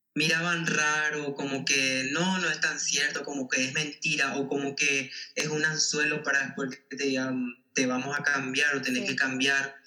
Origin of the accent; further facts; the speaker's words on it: Paraguay; como sociedad paraguaya